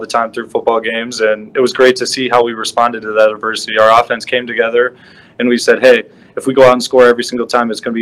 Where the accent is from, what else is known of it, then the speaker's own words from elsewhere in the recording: Naperville, Illinois, United States; I'm from Naperville